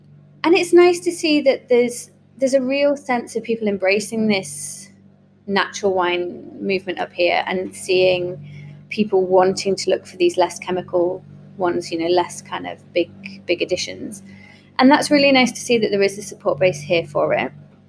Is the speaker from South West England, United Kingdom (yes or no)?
no; Yarm, North East England, United Kingdom; also born or lived in Leeds, United Kingdom / Australia / Canada; Yarm is my hometown. Well, I wasn't born here. I was born in Leeds, actually, and then we travelled quite a bit. We were kind of around Australia, Canada, and, you know, a few other places in the UK.